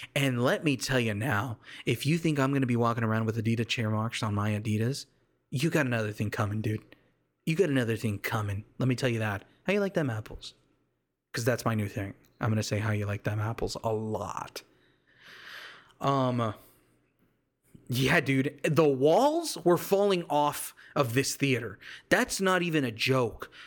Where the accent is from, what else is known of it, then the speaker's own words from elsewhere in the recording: United States; I literally am full-blood Mexican, but I was raised here in the States